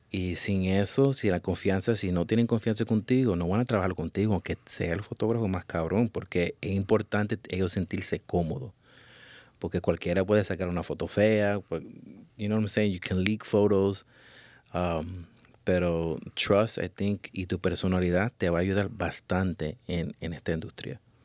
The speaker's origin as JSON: {"language": "Spanish", "country": "Puerto Rico"}